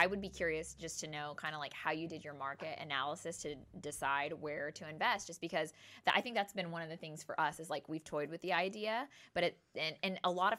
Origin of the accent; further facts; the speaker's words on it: Oklahoma, United States; Hey, I grew up in Oklahoma.